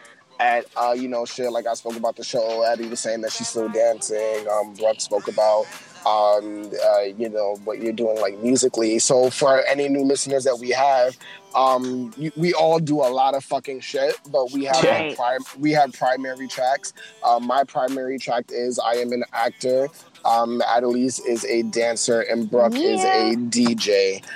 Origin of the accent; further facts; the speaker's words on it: New York City, New York, United States; we are authentically from New York City